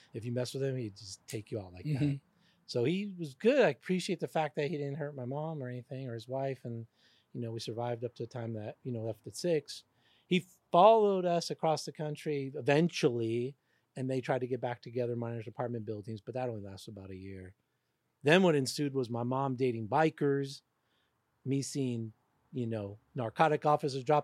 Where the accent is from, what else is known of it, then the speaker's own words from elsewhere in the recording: New York City, New York, United States; I was born in the Bronx